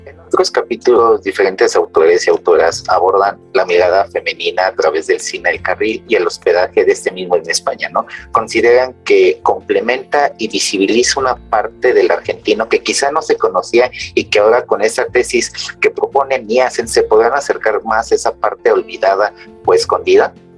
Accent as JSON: {"language": "Spanish", "country": "Mexico", "said": "en mi país, que es México"}